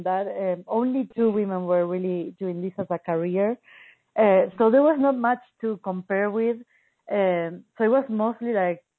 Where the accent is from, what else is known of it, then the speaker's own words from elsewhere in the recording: Buenos Aires, Argentina; I grew up in Buenos Aires, Argentina, and it's a big city.